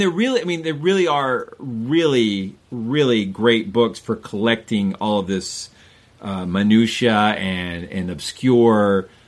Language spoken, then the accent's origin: English; the South of the United States, United States; growing up in the South of the United States